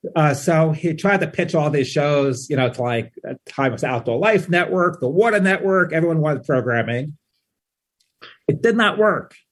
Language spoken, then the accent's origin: English; New York City, New York, United States; moved away as an adult; also born or lived in Fort Myers, Florida / Miami / New Haven / Memphis; now in Omaha, United States; I grew up in Queens